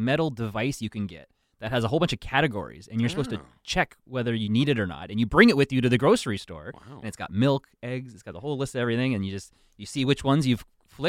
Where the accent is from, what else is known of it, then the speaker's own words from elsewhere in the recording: Ontario, Canada; I'm from Ontario